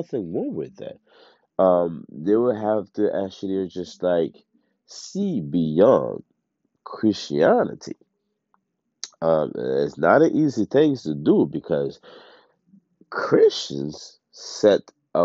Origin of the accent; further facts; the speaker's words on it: Haiti; now in United States; I was born and raised in Haiti. I came to the States, at a certain age